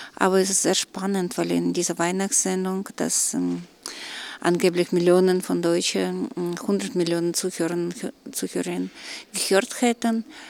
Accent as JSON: {"language": "German", "country": "Russia", "moved": "yes", "said": "für mich als Russin"}